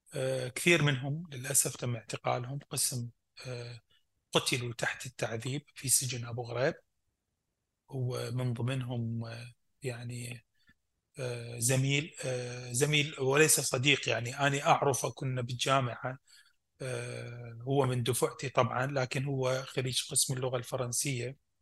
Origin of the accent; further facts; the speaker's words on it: Fallujah, Al Anbar, Iraq; moved away; also born or lived in Baghdad, Iraq; انا ابقى عراقي